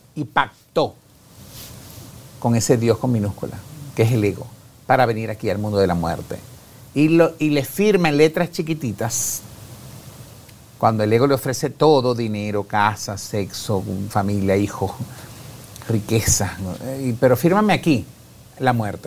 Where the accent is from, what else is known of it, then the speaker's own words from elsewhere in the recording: Carora, Lara, Venezuela; yo aquí estoy en Guatemala, que vengo de Venezuela